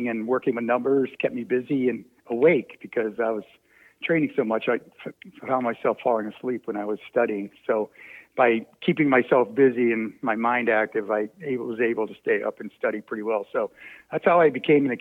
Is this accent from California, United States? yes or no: no; outside of Baltimore, Maryland, United States; I grew up outside of Baltimore